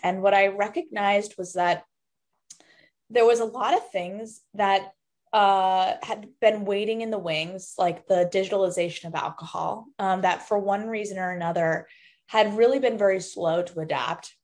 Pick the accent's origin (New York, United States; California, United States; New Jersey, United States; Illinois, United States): New York, United States; New York City; also born or lived in East Coast; now in Boston, United States; I was actually born and raised in New York City.